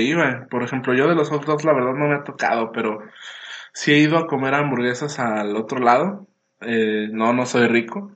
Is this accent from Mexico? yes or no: yes; Mexico; aquí como mexicanos